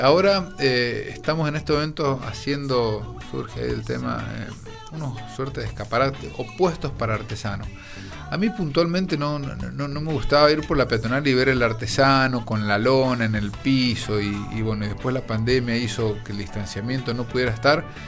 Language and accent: Spanish; San Juan, Argentina; also born or lived in Córdoba / United States; yo soy muy sanjuanino